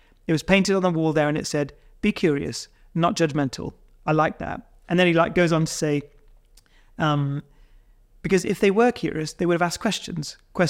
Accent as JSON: {"language": "English", "town": "Bridgend", "region": "Wales", "country": "United Kingdom", "tie": "born there", "said": "Yeah, I was born there. Well, I was born in Bridgend."}